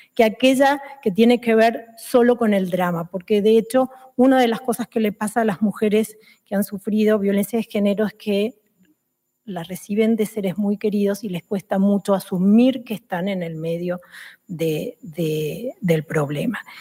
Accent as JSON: {"language": "Spanish", "country": "Argentina", "moved": "yes", "lives_now": "Spain", "said": "En el país de donde vengo, en Argentina"}